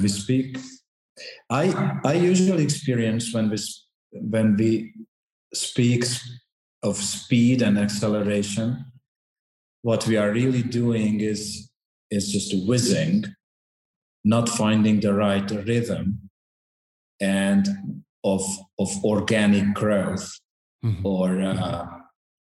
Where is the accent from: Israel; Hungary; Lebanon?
Hungary; now in Santiago; my home country, Hungary.